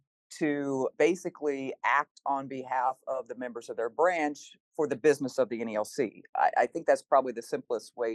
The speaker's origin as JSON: {"language": "English", "region": "Kansas", "country": "United States", "tie": "born or raised there", "moved": "as an adult", "lives_now": "Lincoln, United States", "said": "I'm originally from Kansas. That's where I was born and raised."}